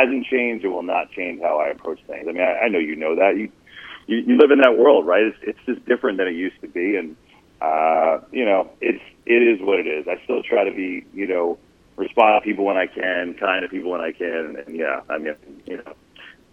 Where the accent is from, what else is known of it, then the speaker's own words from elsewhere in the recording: New Jersey, United States; I grew up in North Jersey